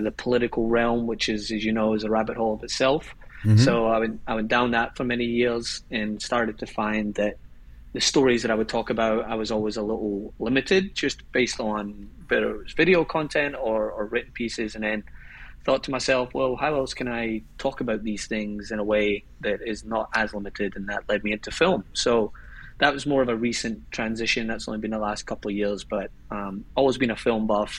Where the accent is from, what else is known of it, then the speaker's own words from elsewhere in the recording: Glasgow, Scotland, United Kingdom; moved away as an adult; also born or lived in Los Angeles; now in New York City, United States; I'm from Scotland originally, and born and raised in Glasgow, which is, as we like to know, is the heart of Scotland